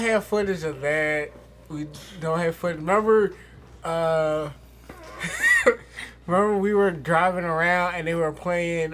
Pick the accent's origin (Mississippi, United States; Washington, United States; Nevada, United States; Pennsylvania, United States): Pennsylvania, United States; Philadelphia; I was from Philly